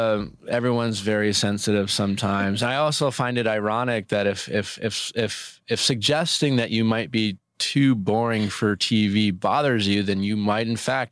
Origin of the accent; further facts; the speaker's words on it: Milwaukee, Wisconsin, United States; My friends I grew up with in Milwaukee